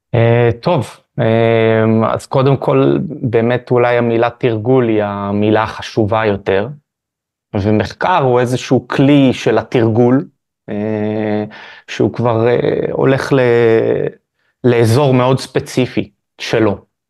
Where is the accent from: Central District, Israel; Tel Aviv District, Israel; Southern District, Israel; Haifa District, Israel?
Haifa District, Israel; Haifa; נולדתי בחיפה.